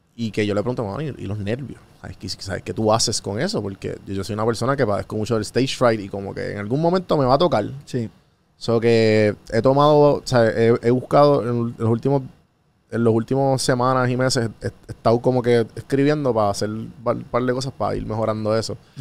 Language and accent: Spanish; Puerto Rico; como puertorriqueño